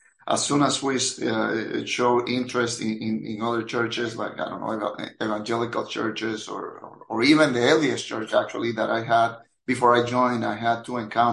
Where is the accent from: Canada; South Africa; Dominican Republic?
Dominican Republic; moved away as an adult; now in Orlando, United States; I am originally from the Dominican Republic, but I have spent most of my, well, more than half of my life in the U.S. I got to this country at the age of 22 back in 1995